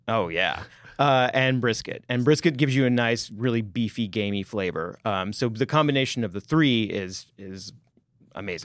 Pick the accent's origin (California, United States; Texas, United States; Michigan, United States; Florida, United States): Texas, United States; moved away; because I'm from Texas, we had Frito pie as our school lunch day